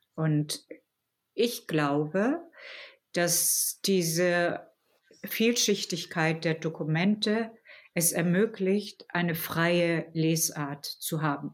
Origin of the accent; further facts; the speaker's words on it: Germany; als Deutsche